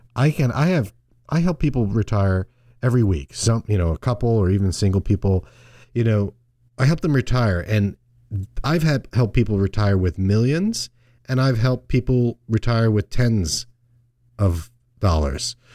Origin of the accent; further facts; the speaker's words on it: Long Island, New York, United States; growing up on Long Island, we, we called it Fluke